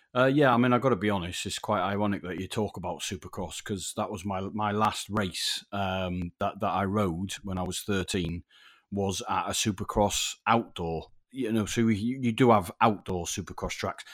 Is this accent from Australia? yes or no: no; Yorkshire and the Humber, United Kingdom; moved away; I'm a Yorkshire lad originally